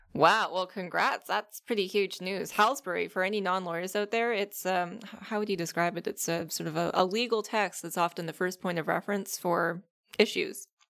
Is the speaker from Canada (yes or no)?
yes; Ottawa, Ontario, Canada; in Ottawa, my hometown